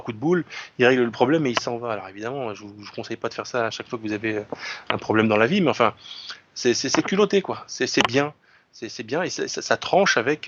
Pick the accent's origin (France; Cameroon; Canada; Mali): France; je suis un français enraciné